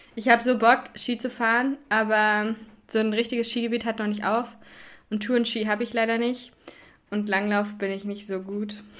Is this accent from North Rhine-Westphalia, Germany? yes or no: no; Hoher Meißner area, middle of Germany, Hesse, Germany; moved away; also born or lived in Kiel; da, wo ich herkomme, haben wir, haben wir eine richtig schöne Loipe auf dem Hohen Meißner